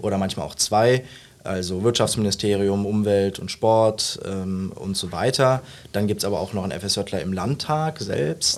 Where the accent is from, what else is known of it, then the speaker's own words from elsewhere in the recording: Mönchengladbach, North Rhine-Westphalia, Germany; moved away as an adult; now in Saarbrücken, Germany; Ich bin kein Saarländer. Ich äh, komme ursprünglich aus Mönchengladbach, also wohne da jetzt viele Jahre meines Lebens